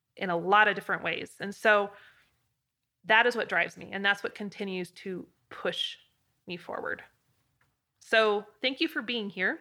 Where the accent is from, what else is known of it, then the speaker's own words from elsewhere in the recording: Idaho, United States; a little girl growing up in Idaho